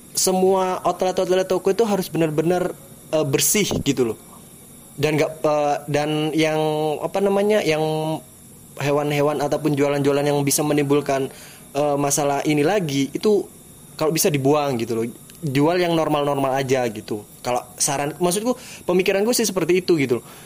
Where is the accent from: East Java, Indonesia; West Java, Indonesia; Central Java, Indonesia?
East Java, Indonesia; di daerah gua, bro. Di Bawean